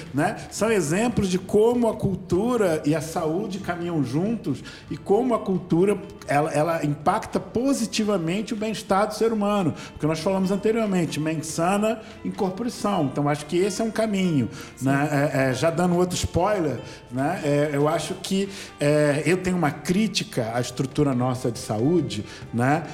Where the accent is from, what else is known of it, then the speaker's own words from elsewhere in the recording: Rio de Janeiro, Brazil; todos nós somos cariocas